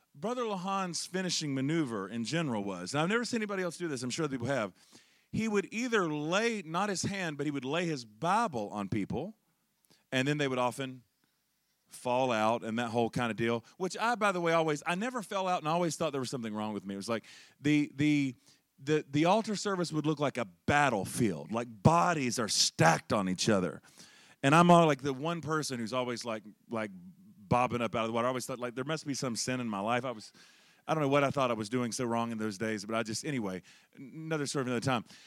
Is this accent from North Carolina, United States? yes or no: yes; Charlotte, North Carolina, United States; I'm originally from Charlotte, North Carolina